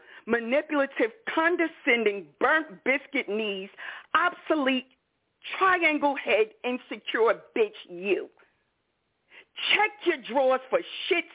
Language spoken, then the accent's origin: English; New York, United States; I'm from New York